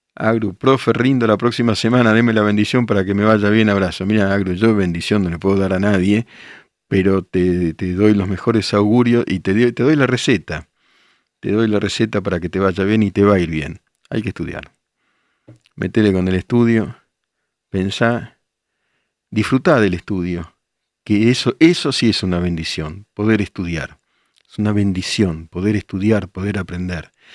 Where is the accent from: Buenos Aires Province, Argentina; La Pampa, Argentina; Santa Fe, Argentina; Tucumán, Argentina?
Buenos Aires Province, Argentina; El Palomar; also born or lived in Caseros; Yo soy de Palomar, pero viví en caseros